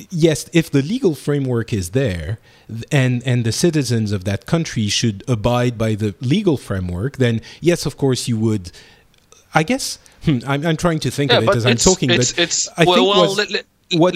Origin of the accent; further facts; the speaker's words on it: Lebanon; accent: French; now in France; I come from Lebanon, and I was born in Lebanon